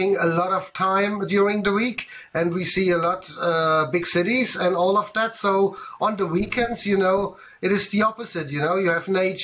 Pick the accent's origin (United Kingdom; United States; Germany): Germany; near Stuttgart, Baden-Württemberg; English is a second language; moved away as an adult; now in Bavaria, Germany; I grew up in southern Germany in a little city close to Stuttgart